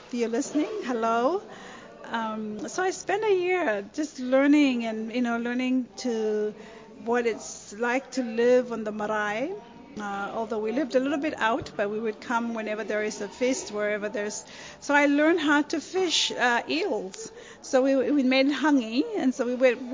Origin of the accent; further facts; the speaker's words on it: Pentecost Island, Penama, Vanuatu; first language Raga; English is a second language; also born or lived in Taranaki, New Zealand; now in United States; I'm from Pentecost Island